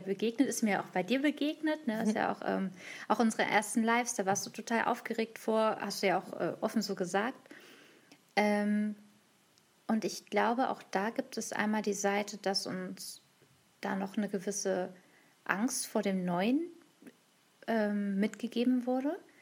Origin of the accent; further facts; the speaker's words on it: Hanover, Lower Saxony, Germany; ich komme aus Hannover, aus dem Rheinraum Hannover